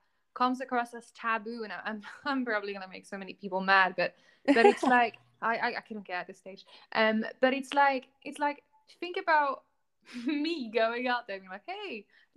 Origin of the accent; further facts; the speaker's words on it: Newmarket, East of England, United Kingdom; I was born in Newmarket, racehorse capital, and my dad is a racehorse trainer